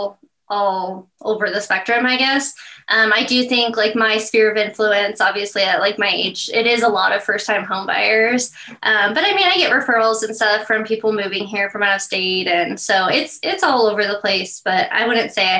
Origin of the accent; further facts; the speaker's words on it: Meridian, Idaho, United States; also born or lived in Boise, Idaho; I wasn't born here, so I can't say I'm a native, but I've been here since I was three. So I literally don't remember anything else. Yeah, but I grew up in Meridian, Idaho, so right next to Boise.